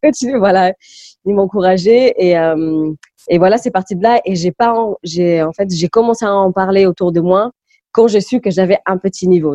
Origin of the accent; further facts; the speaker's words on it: Malaga, Andalusia, Spain; first language English; French is a second language; also born or lived in Goa, India / Lisbon, Portugal; now in France; c'est à Malaga que j'ai vraiment grandi, que j'ai fait ma scolarisation